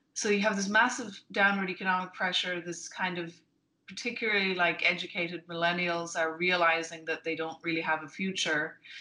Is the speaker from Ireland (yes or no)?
yes; Ireland; moved away as an adult; now in United States; I'm Irish but I've been in mm-hmm. America for a while